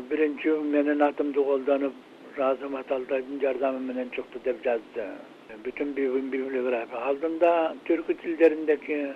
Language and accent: Kyrgyz; Kyrgyzstan; moved away; also born or lived in New York, United States; кыргызсыңбы дедим мен кыргызмын тарага десем кыргыздын кайсы уруусунансың дедим мен бугуданмын да бугуданмын десем а кыргыздын чоң урууларынан экенсиң деп койду